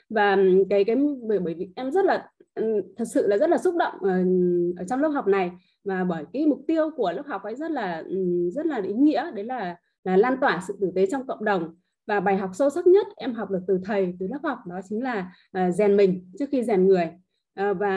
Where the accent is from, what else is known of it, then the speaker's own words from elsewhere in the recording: Hạ Long, Quang Ninh, Vietnam; em đến từ Hạ Long, Quảng Ninh ạ.